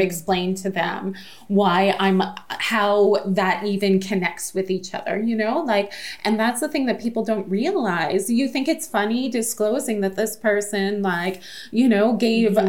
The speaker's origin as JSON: {"language": "English", "town": "Sault Ste. Marie", "region": "Ontario", "country": "Canada", "said": "I'm from Sault Ste. Marie"}